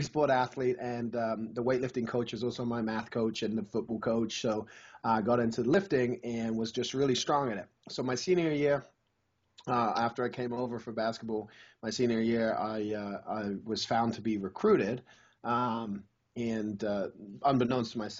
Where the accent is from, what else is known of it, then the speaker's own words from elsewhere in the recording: England, United Kingdom; now in United States; I grew up in England